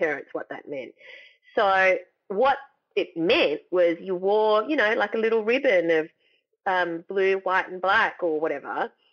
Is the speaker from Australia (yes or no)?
yes; Sutherland Shire, New South Wales, Australia; I grew up in the Sutherland Shire, which meant we went for Cronulla